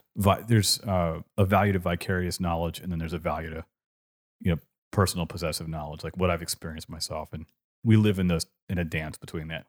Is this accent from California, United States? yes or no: yes; California, United States; accent: California; now in Richmond, United States; when I grew up in California